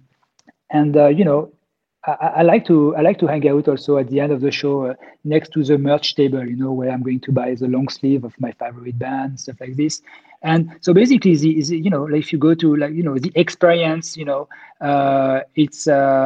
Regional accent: Grenoble, Auvergne-Rhône-Alpes, France; I grew up in Grenoble in the Alps

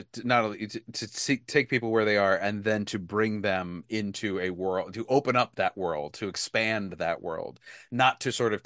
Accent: Delaware, United States; in my home state, and a place that I have a great connection

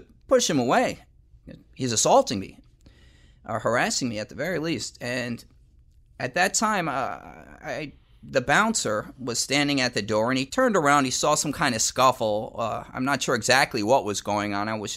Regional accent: Pleasantville, New York, United States; also born or lived in Yonkers, New York; I was living in Yonkers, New York, although I'm from Pleasantville

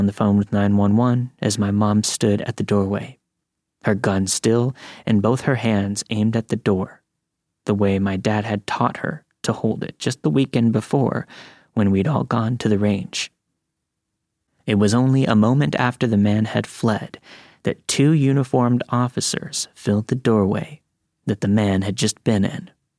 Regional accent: Lockhart, Texas, United States; I grew up in Texas. I still live here, along with my family, that will be mentioned in the story. When the 2007 recession hit, my father lost his job.

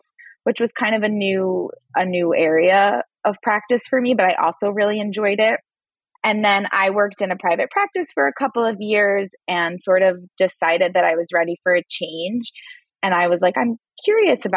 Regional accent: Long Island, New York, United States; I am a native New Yorker. I was born and raised on Long Island

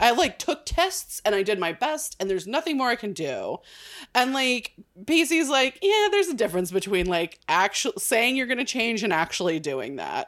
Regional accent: California, United States; I'm from California

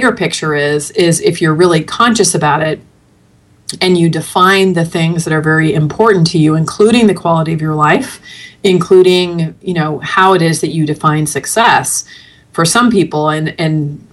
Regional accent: the Bay Area, California, United States; moved away as an adult; now in Arizona, United States; I'm from the Bay Area originally

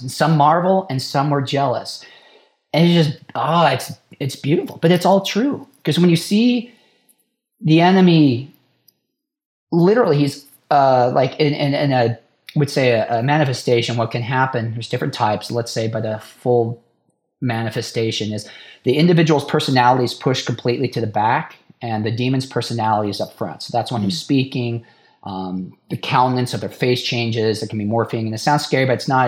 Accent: Idaho, United States; born and raised in Idaho

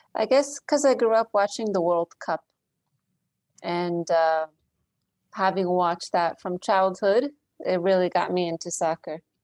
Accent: Philadelphia, Pennsylvania, United States; also born or lived in King of Prussia, Pennsylvania / Blue Bell, Pennsylvania / Poland; I grew up in the Philadelphia area.

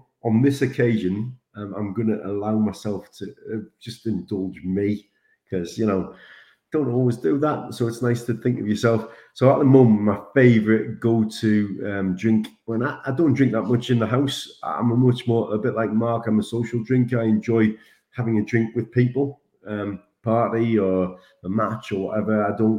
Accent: Sunderland, North East England, United Kingdom; being a Sunderland boy, when I grew up in Sunderland, there was a big brewery called Vaux.

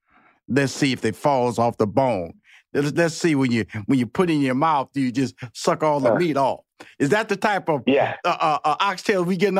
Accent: Houston, Texas, United States; I'm from the South, everybody. You know that. Houston, Texas, born and bred in the inner city.

